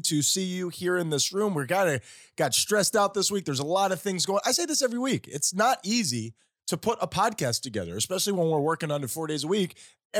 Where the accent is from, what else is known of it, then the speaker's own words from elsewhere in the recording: Tennessee, United States; we're from Tennessee. This could work.